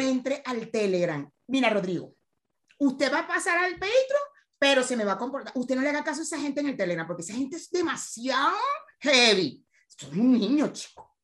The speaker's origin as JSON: {"language": "Spanish", "country": "Venezuela", "said": "nosotros que somos venezolanos, que nuestra comunidad es venezolana"}